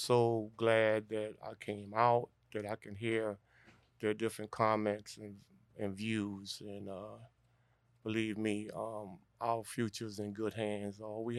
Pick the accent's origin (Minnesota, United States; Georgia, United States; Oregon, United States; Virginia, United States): Georgia, United States; Savannah; born and raised in Savannah, Georgia.